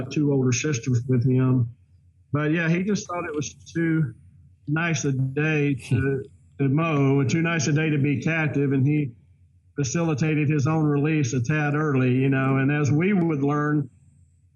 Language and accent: English; Deep South, United States; growing up in the Deep South